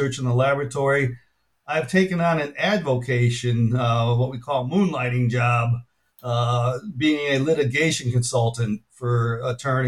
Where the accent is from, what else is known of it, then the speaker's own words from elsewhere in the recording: Chicago, Illinois, United States; moved away as an adult; also born or lived in Minnesota; now in Tulsa, United States; I grew up in Chicago